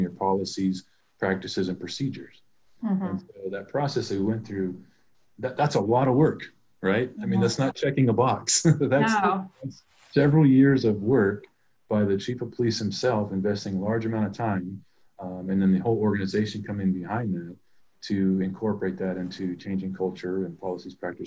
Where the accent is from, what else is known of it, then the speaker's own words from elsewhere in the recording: Stockton, California, United States; I'm from Stockton and I care about this community